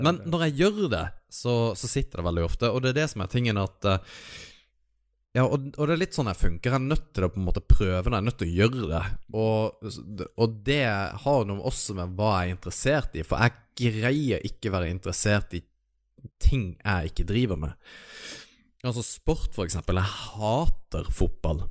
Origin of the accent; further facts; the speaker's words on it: Kristiansand, Agder, Norway; Kristiansand, der jeg er fra